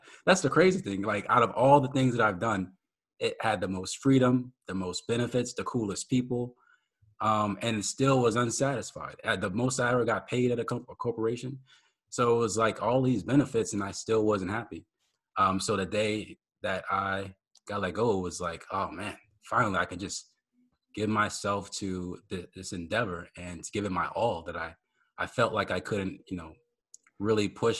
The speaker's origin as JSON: {"language": "English", "region": "Maryland", "country": "United States", "tie": "born or raised there", "also_born_or_lived": "New Orleans / Germany", "said": "I was born in New Orleans, but I was raised in Maryland. And when I got to Maryland, it's pretty young. My dad joined the military, and then we were stationed in Germany for 3 years."}